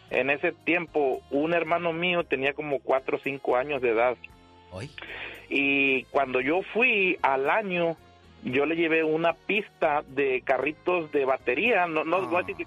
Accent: Veracruz, Mexico; now in United States; Soy de Veracruz

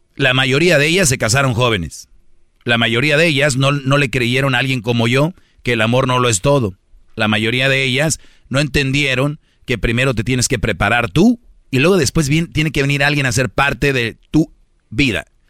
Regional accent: Monterrey, Nuevo León, Mexico; yo, por ejemplo soy de Monterrey

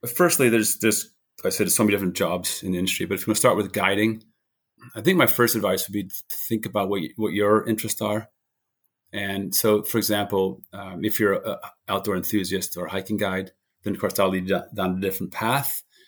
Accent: New Hampshire, United States; moved away as an adult; also born or lived in Boulder, Colorado / United Kingdom; I grew up in New Hampshire

